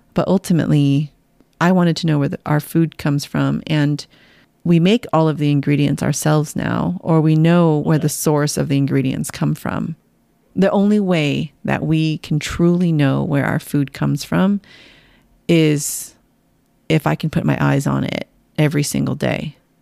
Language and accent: English; San Jose, California, United States; moved away; You and I were both born and raised in San Jose, in the heart of Silicon Valley